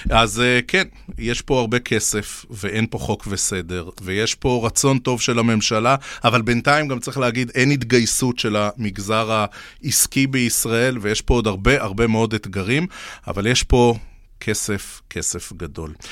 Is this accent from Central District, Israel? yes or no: no; Beersheba, Southern District, Israel; שגור בילדותי, גדלתי בבאר שבע.